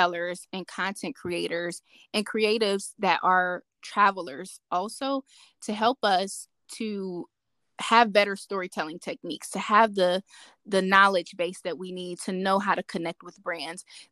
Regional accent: Cleveland, Ohio, United States; I grew up in Cleveland, Ohio

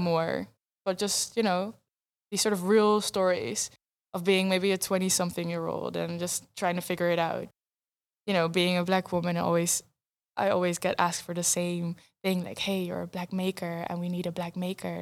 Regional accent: Netherlands; first language Dutch; English is a second language

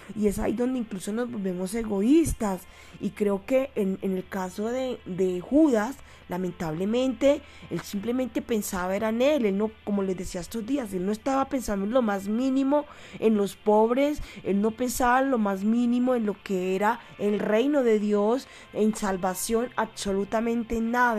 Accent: Colombia; aquí en mi país Colombia

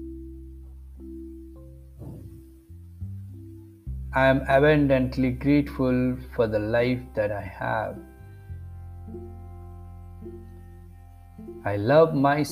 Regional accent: India; I am from India

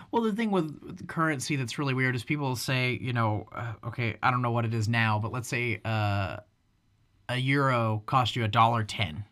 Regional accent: United States; as an American

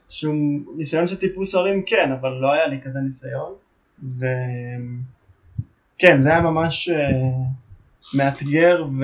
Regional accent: Kfar Vradim, Northern District, Israel; moved away as an adult; now in Mitzpe Ramon, Israel; אני גדלתי בכפר ורדים.

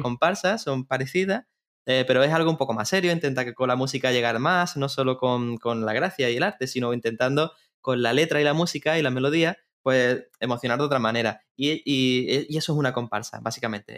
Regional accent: Cádiz, Andalusia, Spain; Soy de aquí de Cádiz

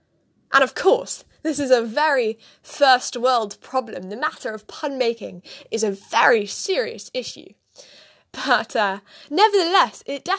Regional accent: United States; born there; accent: British; now in London, United Kingdom; I was not actually born in London, despite my quite British accent. I was born in America, in quite a small, idyllic, almost fairy-like town.

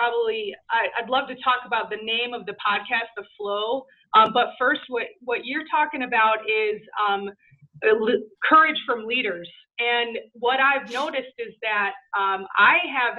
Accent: Chicago, Illinois, United States; I grew up in Chicago during the 90s

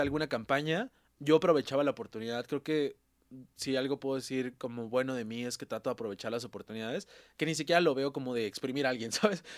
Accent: Puebla, Mexico; moved away; yo soy de Puebla

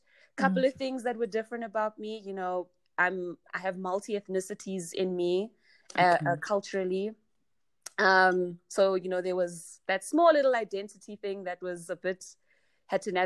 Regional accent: Johannesburg, Gauteng, South Africa; also born or lived in Vaal; So I grew up in Johannesburg. I was actually born in the Vaal.

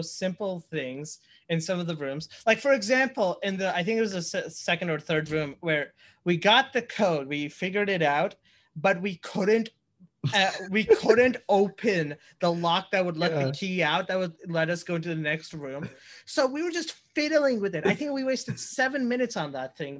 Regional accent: India; moved away; I'm from India and we use kilometers there

